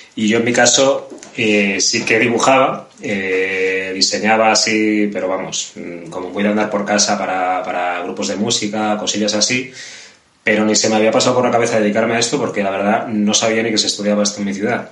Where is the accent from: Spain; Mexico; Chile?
Spain; Vigo, Galicia; yo vengo de un barrio que es muy de clase obrera, muy de, es muy cercano, está aquí al lado de los astilleros de Vigo